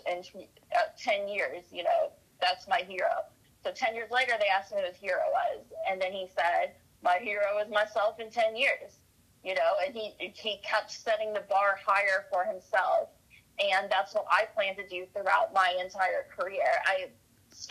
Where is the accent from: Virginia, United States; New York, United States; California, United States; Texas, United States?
Texas, United States; Houston; I'm from Kingwood in Houston